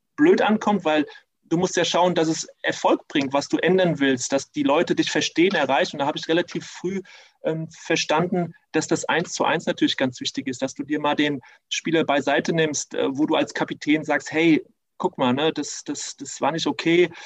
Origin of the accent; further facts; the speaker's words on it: Germany; also born or lived in Tunisia; ich bin halber Tunesier und durch diese drei Jahre konnte ich natürlich da sehr gut eintauchen und trotzdem äh, habe ich auch gemerkt, als Halbdeutscher zieht es mich auch wieder zurück nach Deutschland